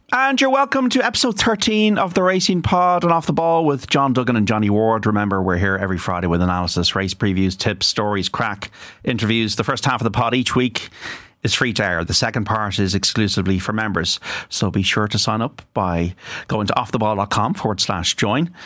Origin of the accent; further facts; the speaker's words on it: Ireland; as an Irish journalist